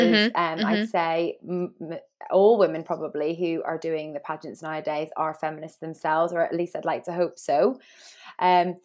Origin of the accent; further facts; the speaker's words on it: Northern Ireland, United Kingdom; moved away as an adult; now in England, United Kingdom; I grew up in Northern Ireland with two mums